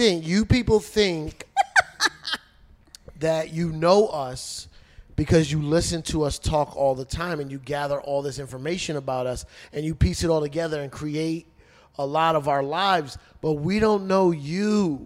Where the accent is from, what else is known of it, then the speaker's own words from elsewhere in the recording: Elizabeth, New Jersey, United States; I'm from Elizabeth, New Jersey.